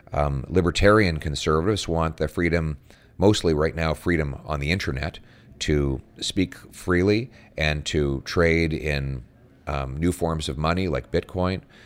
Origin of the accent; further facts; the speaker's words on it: Calgary, Alberta, Canada; now in Ottawa, Canada; born and raised in Calgary